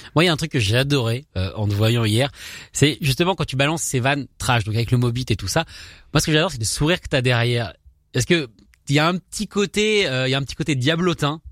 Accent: France; en tant que français, je ne suis pas forcément doué en accent on a ce problème-là en France

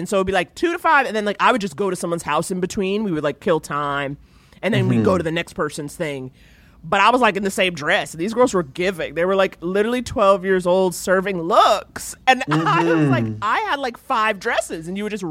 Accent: New York, United States; I grew up in Harlem, but it was what Harlem was, not what people think of Harlem as now

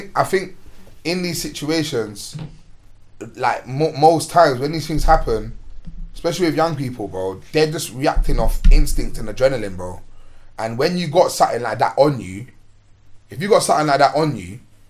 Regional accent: London, United Kingdom; In one square in my hood, Chippenham, not too far from here. I grew up in Mozart across the bridge from where we are now.

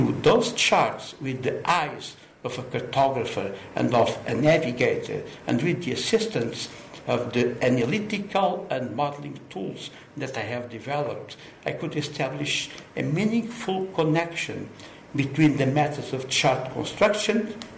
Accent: Lisbon, Portugal; I was born in Lisbon, Portugal, 69 years ago

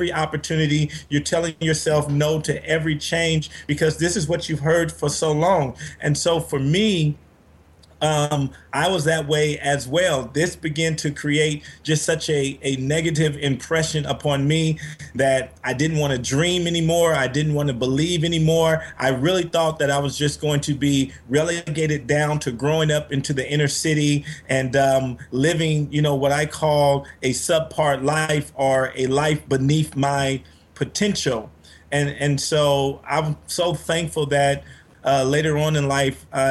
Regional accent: Compton, California, United States; I was raised in Compton, California by my single mother and grandmother.

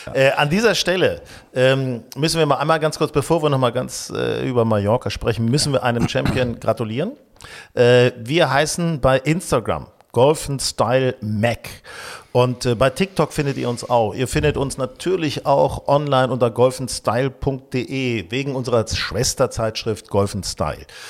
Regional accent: Hanover, Lower Saxony, Germany; now in Hamburg, Germany; ich war jetzt äh, in Hannover, meiner alten Heimat

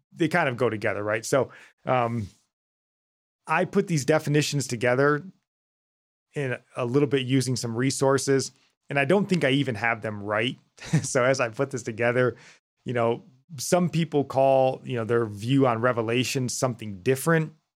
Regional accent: United States; us being American

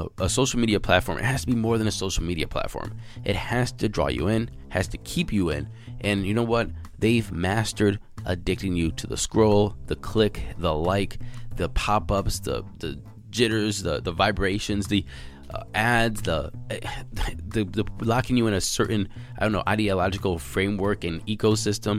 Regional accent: United States; I'm American.

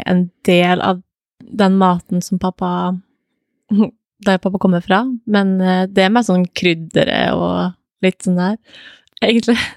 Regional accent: Molde, Møre og Romsdal, Norway; moved away

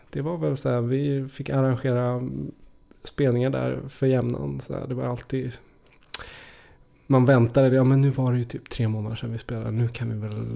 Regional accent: Trollhättan, Västra Götaland, Sweden; Du åker genom Trollhättan och så ska du ut mot Lidköping

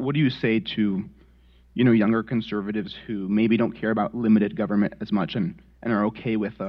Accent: Virginia, United States; I'm from Northern Virginia.

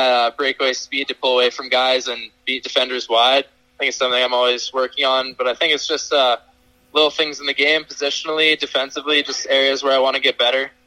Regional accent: Regina, Saskatchewan, Canada; I was actually in my hometown of Regina

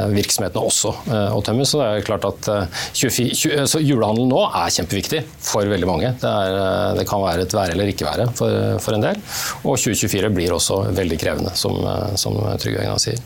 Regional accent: Norway; som nordmenn

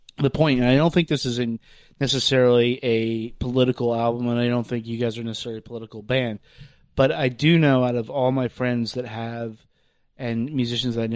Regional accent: Lynchburg, Virginia, United States; I grew up in Lynchburg, Virginia

